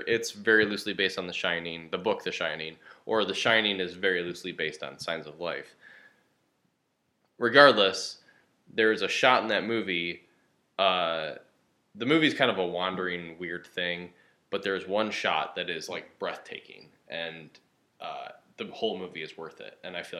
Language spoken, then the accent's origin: English; outside of Detroit, Michigan, United States; moved away as an adult; also born or lived in Chicago; But the first one I did was Michigan because I grew up in Michigan. I grew up outside of Detroit